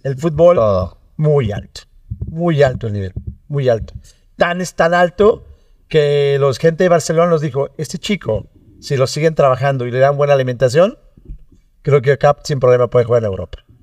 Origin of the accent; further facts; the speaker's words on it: Mexico; como mexicanos tenemos esa parte